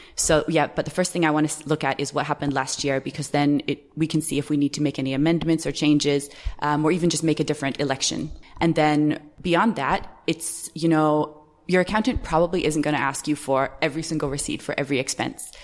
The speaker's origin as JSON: {"language": "English", "country": "Canada", "also_born_or_lived": "United States", "moved": "as an adult", "lives_now": "Ireland", "said": "I'm actually Canadian, so I don't pay any taxes in Canada because I haven't lived in Canada for years"}